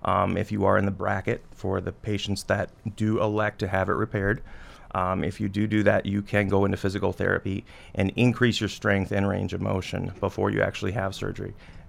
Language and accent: English; Flandreau, South Dakota, United States; I am. I was born and raised in Flandreau. Grew up there. I was a Flandreau Flyer. Graduated from Flandreau Public, and then I went to South Dakota State.